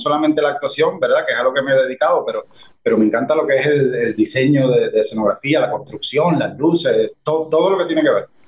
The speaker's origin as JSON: {"language": "Spanish", "town": "Guayanilla", "country": "Puerto Rico", "tie": "born or raised there", "also_born_or_lived": "Mayagüez", "said": "Yo soy de Guayanilla, como tú sabes. Y para mi época, pues aquí no había un club de teatro"}